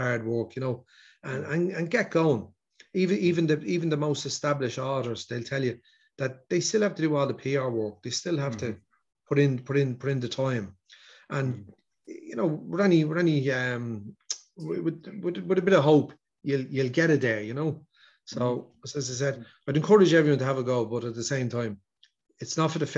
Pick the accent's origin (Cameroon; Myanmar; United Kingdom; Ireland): Ireland; Dublin, Leinster; I would have grown up in the north inner city, late 70s, early 80s. I remember, like I was born 1971 in Garner Street